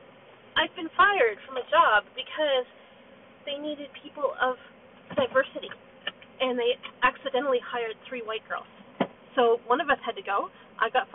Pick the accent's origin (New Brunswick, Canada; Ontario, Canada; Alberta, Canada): New Brunswick, Canada; New Brunswick, where I grew up